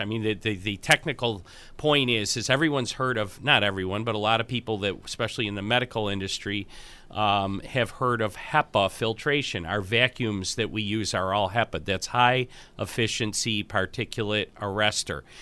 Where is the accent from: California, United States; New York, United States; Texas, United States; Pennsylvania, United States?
New York, United States; Buffalo; I'm from Buffalo